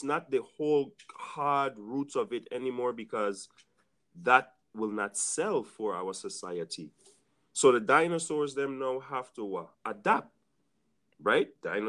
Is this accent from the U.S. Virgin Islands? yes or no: yes; U.S. Virgin Islands; I could only talk coming from the Virgin Islands, born and raised in the Virgin Islands.